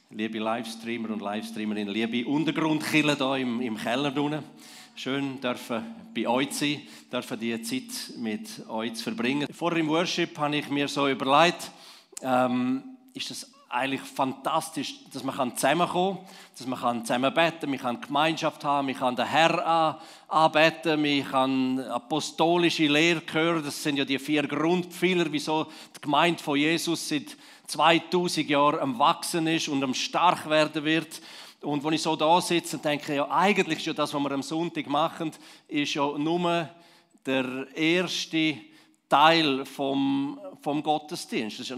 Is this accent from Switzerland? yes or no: yes; Switzerland; vielleicht uns als Schweizer, als Liebchristen im ganz Allgemeinen?